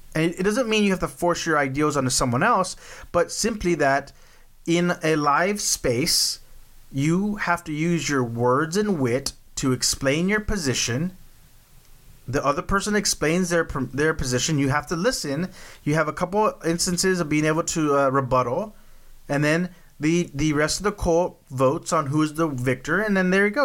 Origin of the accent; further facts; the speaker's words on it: Texas, United States; I'm from Texas. Like Waco was not that far up the road from us.